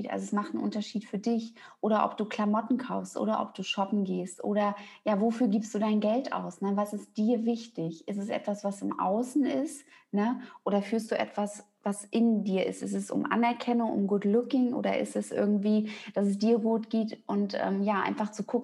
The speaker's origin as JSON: {"language": "German", "region": "East Germany", "country": "Germany", "tie": "born or raised there", "said": "also ich bin auch in der DDR groß geworden und die waren halt ganz viel im Mangel gewesen."}